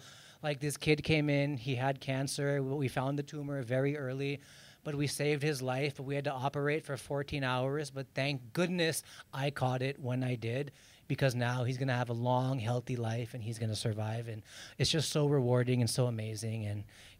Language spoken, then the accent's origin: English; India; I was like, Manjunath, you're Indian. I'm Indian.